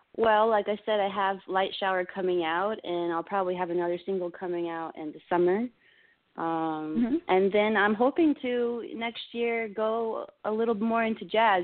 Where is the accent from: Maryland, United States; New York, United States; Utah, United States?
Maryland, United States; moved away as an adult; also born or lived in Florida; I was born in Florida. I was raised in Maryland